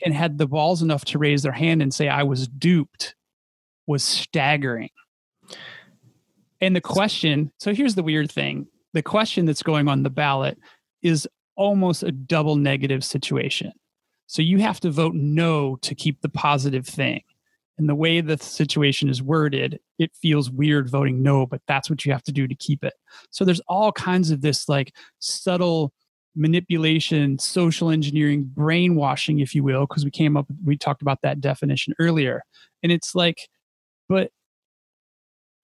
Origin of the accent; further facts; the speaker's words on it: Illinois, United States; my hometown